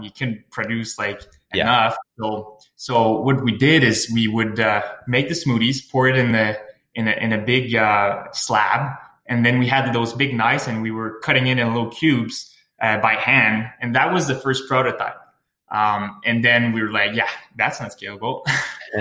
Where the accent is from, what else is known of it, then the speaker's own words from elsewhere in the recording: Sherbrooke, Quebec, Canada; moved away; also born or lived in Montreal; I'm originally from Sherbrooke. Lived in Montreal for 4 years.